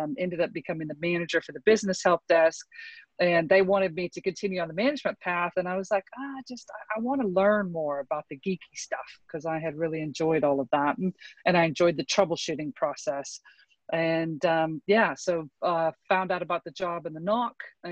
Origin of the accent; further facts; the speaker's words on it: Texas, United States; I grew up in the South in Texas